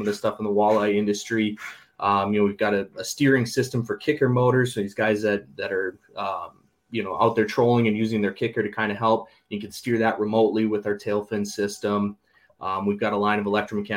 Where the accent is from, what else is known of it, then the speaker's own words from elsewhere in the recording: St. Cloud, Minnesota, United States; I grew up here in St. Cloud, Minnesota